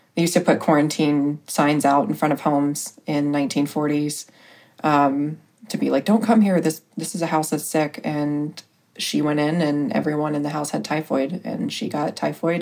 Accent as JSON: {"language": "English", "town": "Richmond", "region": "Indiana", "country": "United States", "tie": "born or raised there", "also_born_or_lived": "Arizona", "said": "Richmond, Indiana"}